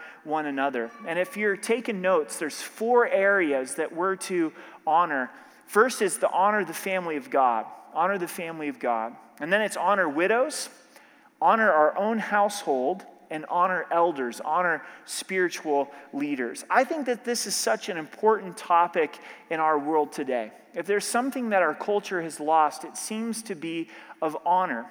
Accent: Oregon, United States; now in Colorado, United States; growing up in Oregon

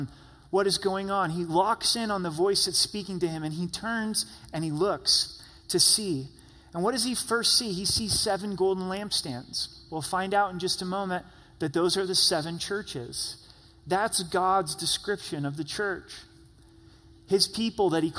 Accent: Southern Oregon, United States; I grew up in Southern Oregon.

